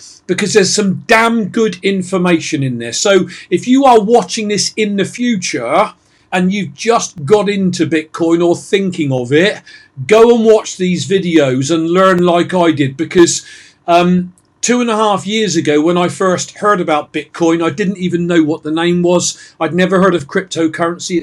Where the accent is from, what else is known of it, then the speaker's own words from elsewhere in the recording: England, United Kingdom; I'm English